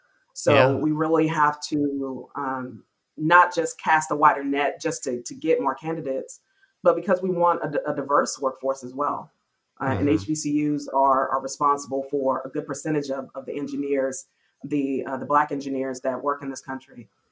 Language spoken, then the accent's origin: English; North Carolina, United States; also born or lived in California / Virginia / Denver, Colorado; So my background, I'm from North Carolina, but have lived all over. My dad was in the military. He was in the Marine Corps. And so I've lived in, I was actually born in California, but I've lived in Virginia. I've lived in Denver, Colorado.